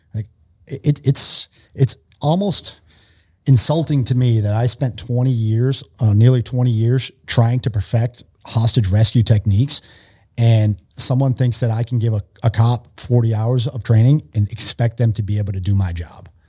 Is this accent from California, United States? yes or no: no; Worcester, Massachusetts, United States; moved away; I'm from Worcester, Massachusetts, so outside of Boston, I grew up in Massachusetts.